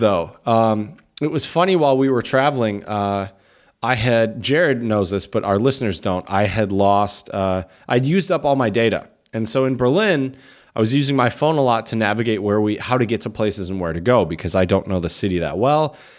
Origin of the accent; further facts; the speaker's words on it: Chomutov, Ústí nad Labem Region, Czechia; my hometown here, um, Chomutov